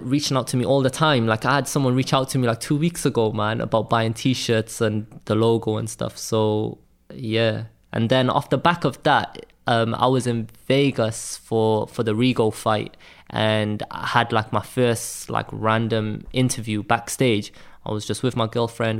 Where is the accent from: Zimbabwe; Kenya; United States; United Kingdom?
United Kingdom; Cardiff, Wales; I'm not from London, I'm from Wales.